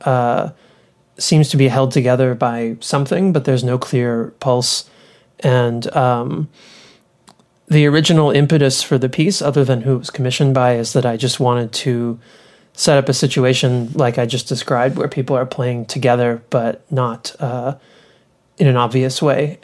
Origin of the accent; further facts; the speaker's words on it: Louisville, Kentucky, United States; also born or lived in Austin, Texas; now in Ithaca, United States; I grew up in Louisville, Kentucky